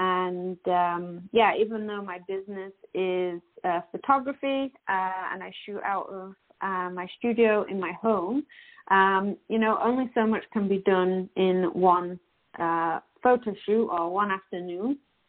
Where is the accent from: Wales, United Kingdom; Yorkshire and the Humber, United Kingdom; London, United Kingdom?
Yorkshire and the Humber, United Kingdom; moved away as an adult; now in Canada; obviously from my accent, you can tell that I am not an Albertan, but I do live in Alberta and have done for the past 10 years. My hubby and I moved here from West Yorkshire in England